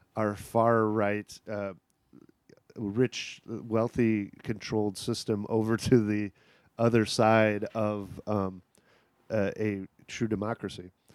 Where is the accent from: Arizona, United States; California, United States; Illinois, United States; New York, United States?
Illinois, United States; Kankakee; moved away; Illinois, Kankakee, Illinois, which is a rural town about an hour from Chicago